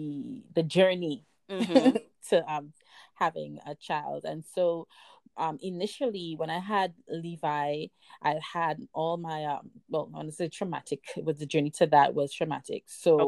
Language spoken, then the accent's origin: English; Trinidad & Tobago; moved away; I was born and raised in Trinidad. I left there.